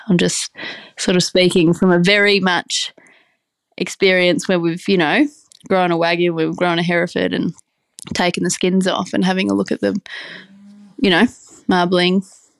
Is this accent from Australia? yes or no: yes; Brisbane, Queensland, Australia; So I myself was, I'm from the city, I'm from Brisbane, and I was working in the music industry for a long while